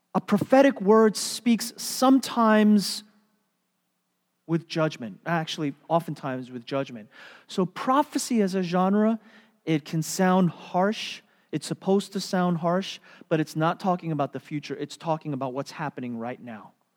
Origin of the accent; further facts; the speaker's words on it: United States; as American Christians